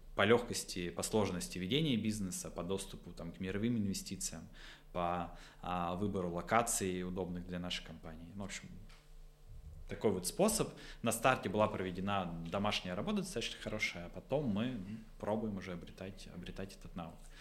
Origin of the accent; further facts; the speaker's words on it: Votkinsk, Udmurtia, Russia; я из Воткинска